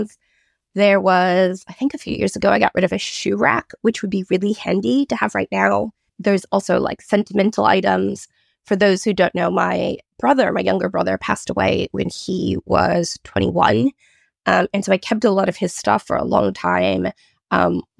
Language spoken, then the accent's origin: English; United States; moved away as an adult; now in Australia; I've been living in Australia for almost 20 years, but I grew up in America in the 90s.